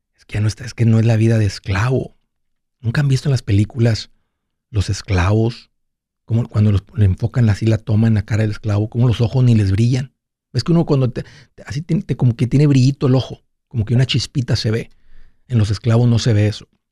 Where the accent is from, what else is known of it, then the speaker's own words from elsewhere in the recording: Mexico; now in United States; en México, de donde yo soy